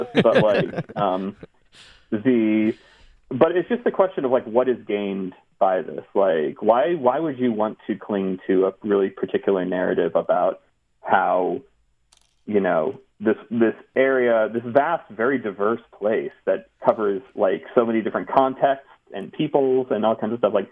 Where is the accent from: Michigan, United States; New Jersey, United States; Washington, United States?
New Jersey, United States; also born or lived in Texas / Ohio / California; Like Texas, I was born in Texas and moved to like Ohio, like suburb of Cleveland, and then lived a little bit in Central California. But then mostly grew up in my teen years in North Jersey.